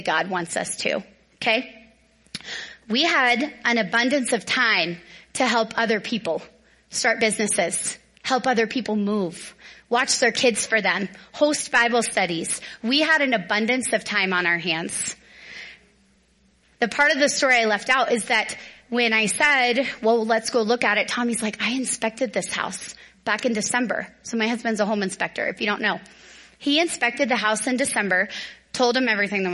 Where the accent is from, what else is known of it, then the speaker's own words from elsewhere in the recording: Dallas, Texas, United States; now in Northern Colorado, United States; I grew up in Dallas.